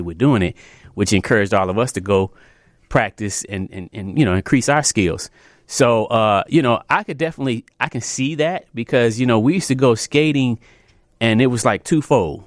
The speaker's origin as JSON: {"language": "English", "town": "Chicago", "region": "Illinois", "country": "United States", "tie": "born or raised there", "said": "I'm, uh, born and raised here in Chicago. Um, I come from the Southeast side"}